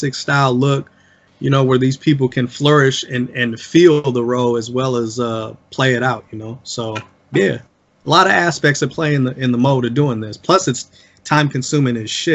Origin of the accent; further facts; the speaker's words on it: South Bend, Indiana, United States; I'm from South Bend, Indiana. I'm from the same places as everybody else around the city